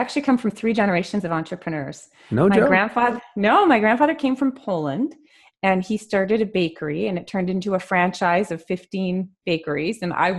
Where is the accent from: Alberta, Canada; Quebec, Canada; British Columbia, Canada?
Quebec, Canada; Montreal; moved away; Montreal, Canada.